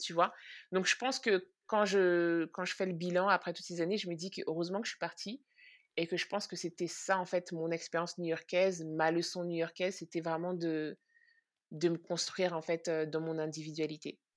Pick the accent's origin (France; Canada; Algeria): France; moved away as an adult; also born or lived in Central African Republic / Brooklyn, New York; now in New York, United States; j'ai grandi en France, j'ai un petit peu grandi aussi en Centrafrique